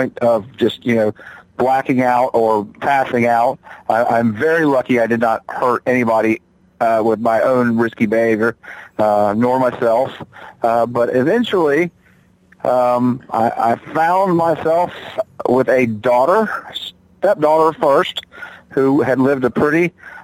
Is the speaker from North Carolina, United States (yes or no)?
yes; Charlotte, North Carolina, United States; moved away as an adult; now in Johnson City, United States; I hail from Charlotte, North Carolina